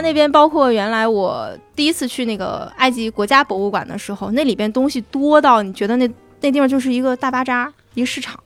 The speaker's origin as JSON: {"language": "Chinese", "region": "Northeast China", "country": "China", "also_born_or_lived": "Egypt", "moved": "yes", "said": "用我们东北话"}